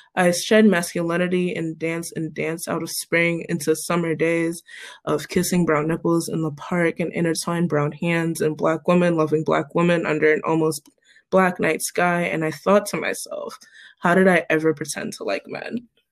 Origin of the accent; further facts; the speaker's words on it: Cleveland, Ohio, United States; moved away as an adult; also born or lived in Pittsburgh; I'm from Cleveland originally.